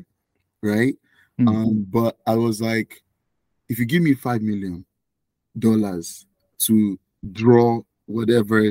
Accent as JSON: {"language": "English", "country": "Nigeria", "tie": "born or raised there", "moved": "yes", "lives_now": "Canada", "said": "I was born and raised in Nigeria"}